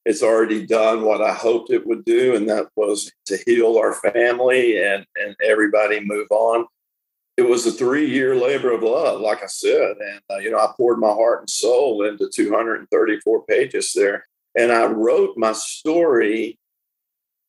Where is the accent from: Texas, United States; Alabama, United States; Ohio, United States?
Texas, United States; Tyler; I was born in Tyler, Texas